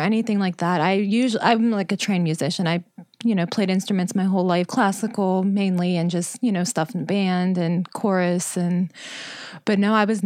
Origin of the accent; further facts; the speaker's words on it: West Mifflin, Pennsylvania, United States; also born or lived in Lawrenceville, Pittsburgh; I always lived in West Mifflin. I grew up there